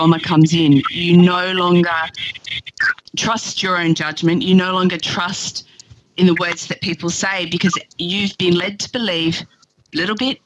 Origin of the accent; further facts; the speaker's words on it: Australia; also born or lived in Oslo, Norway; I am from Australia, so I am dialing in for this.